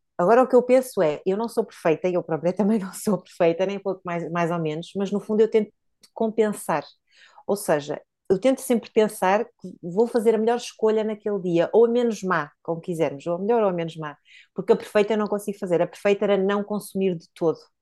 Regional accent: Póvoa de Varzim, Norte, Portugal; also born or lived in Porto; na minha, na minha terra natal, a Pova de Varzim

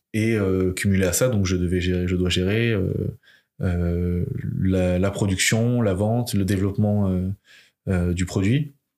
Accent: Limoges, Nouvelle-Aquitaine, France; now in Rennes, France; J'ai grandi à Limoges

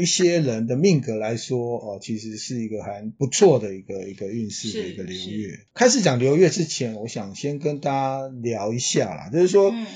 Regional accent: Taiwan; 因为我们台湾人是说，呃，你当波当，波吹当嘛哈

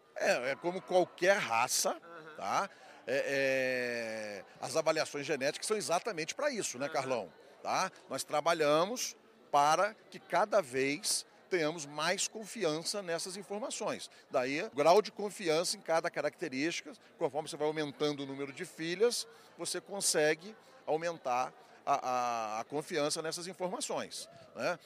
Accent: Barra Mansa, Rio de Janeiro, Brazil; lá no interior de, do estado do Rio, onde eu nasci, que é em Barra Mansa

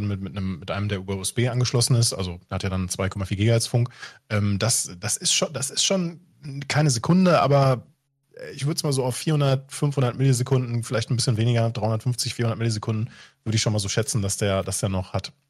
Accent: West Germany, Germany; Ich bin im Westen groß geworden

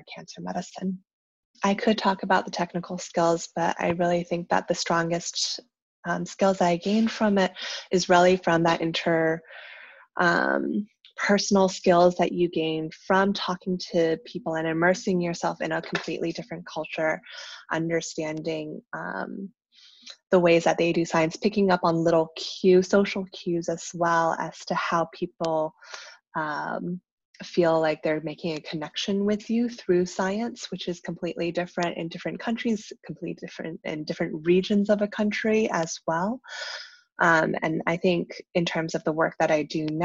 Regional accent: Vernon, Virginia, United States; I came from Vernon, Virginia as my hometown

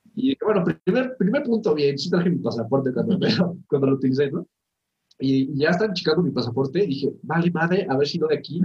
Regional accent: Toluca, State of Mexico, Mexico; Nosotros que somos de Toluca, que aquí no hay vida nocturna

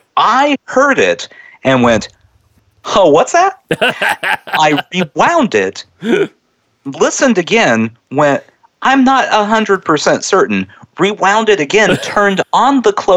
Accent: Midwest, United States; Growing up in the Midwest

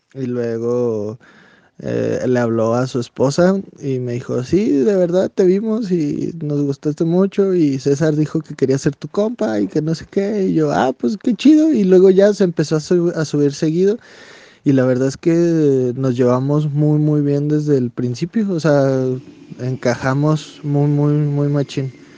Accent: Saucillo, Chihuahua, Mexico; also born or lived in Delicias, Chihuahua; Soy nacido en Ciudad Delicias, Chihuahua, porque pues, en Saucillo no había hospitales. Soy originario de un pueblito que se llama Las Varas de la cordillera de Saucillo

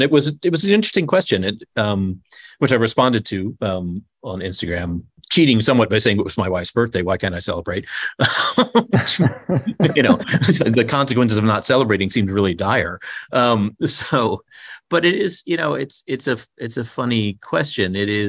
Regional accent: Texas, United States; born there; I mean, I was born in Texas.

